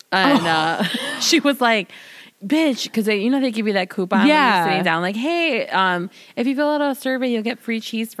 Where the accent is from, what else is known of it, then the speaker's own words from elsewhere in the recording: Chicago, Illinois, United States; I'm from the city. I'm from Illinois.